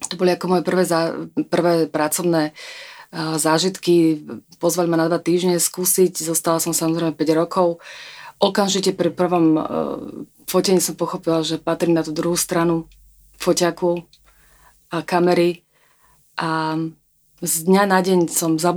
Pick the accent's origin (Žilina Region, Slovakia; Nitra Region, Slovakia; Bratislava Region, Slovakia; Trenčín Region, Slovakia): Bratislava Region, Slovakia; Pezinok; Ja som ani lietadlom neletela, ja som bola z Pezinka, v, z malého mestečka.